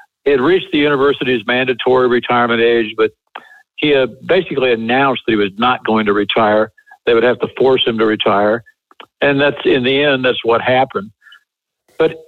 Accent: Illinois, United States; moved away as an adult; I came from Illinois

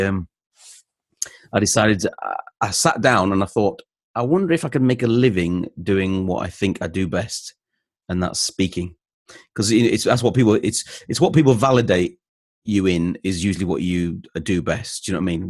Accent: North East England, United Kingdom; now in Leeds, United Kingdom; I lived in the northeast of England. I moved to Leeds in, uh, in the late eighties with my dad and his job, and I've stayed here ever since. So I'm from Leeds in West Yorkshire

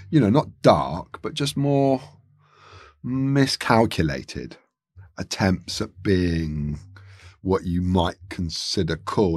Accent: London, United Kingdom; I'm from Chiswick

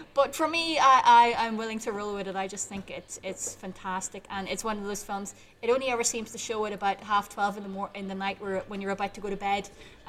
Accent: South Armagh, Northern Ireland, United Kingdom; because I'm from South Armagh, which is the Minnesota, the Minnesota of Northern Ireland.

